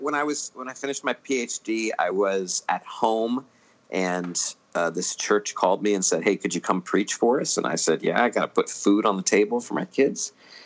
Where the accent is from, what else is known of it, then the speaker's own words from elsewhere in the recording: Maryland, United States; I grew up in Maryland. So yeah, Caps. I'm okay with Caps. And let's see, regular church, evangelical fundamentalist growing up.